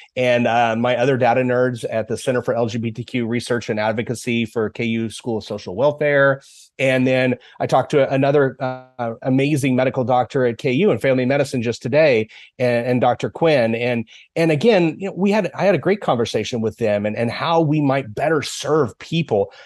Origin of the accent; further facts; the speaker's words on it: Dodge City, Kansas, United States; also born or lived in Goodland, Kansas / Olathe, Kansas; I grew up in Dodge City, Kansas.